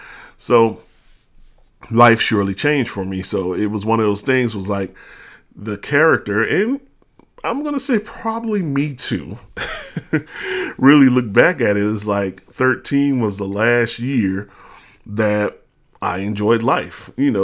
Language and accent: English; New Orleans, Louisiana, United States; But then I moved to New Orleans, well, back to New Orleans, because we are actually from New Orleans. Our family's from New Orleans.